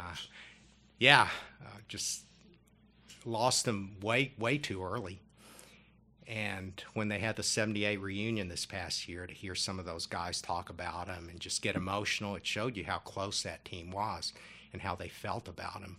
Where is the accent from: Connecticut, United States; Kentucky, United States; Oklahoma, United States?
Kentucky, United States; I'm from Kentucky